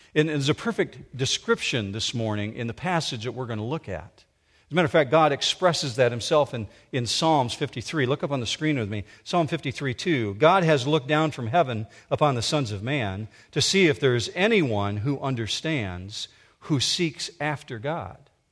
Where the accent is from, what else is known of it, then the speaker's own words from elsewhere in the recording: Muskegon County, Michigan, United States; I grew up in Muskegon County